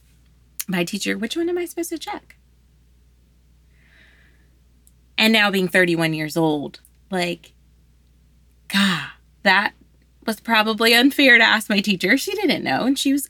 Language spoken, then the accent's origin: English; Louisiana, United States; I'm from Louisiana. I'm from here.